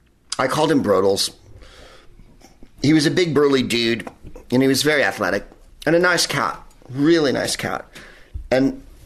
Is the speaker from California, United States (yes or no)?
yes; Northern California, United States; we're from Northern California, so Oregon is an extension of Northern California.